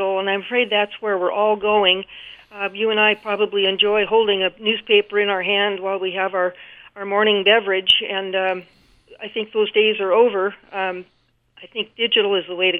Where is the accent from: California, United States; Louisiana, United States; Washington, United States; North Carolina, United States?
Washington, United States; Redmond; also born or lived in Salt Lake City, Utah / St. George, Utah; now in Montana, United States; I was raised in Redmond, Washington